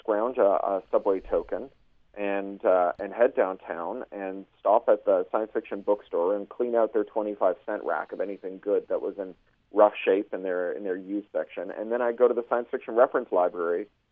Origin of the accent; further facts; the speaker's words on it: Toronto, Ontario, Canada; Toronto is a fantastic place to have grown up in the 70s and 80s